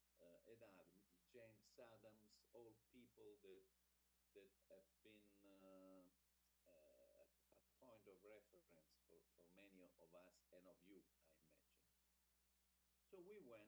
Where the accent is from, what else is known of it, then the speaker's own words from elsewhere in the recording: Rome, Lazio, Italy; English is a second language; also born or lived in Florida; I was born in Rome. In 1953, this year, I turned 70.